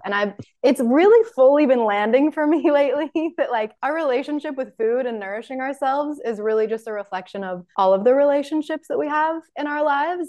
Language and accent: English; Salt Lake City, Utah, United States; living in Salt Lake City. You're in my hometown.